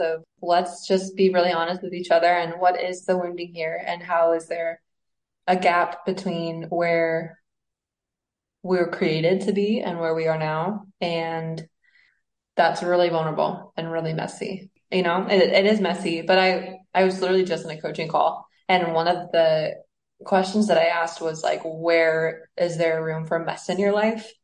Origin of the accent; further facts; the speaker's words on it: Mexico City, Mexico; moved away; also born or lived in Indianapolis, Indiana, United States; I was raised in Mexico City, so connecting to the fact that I am Mexican and was raised there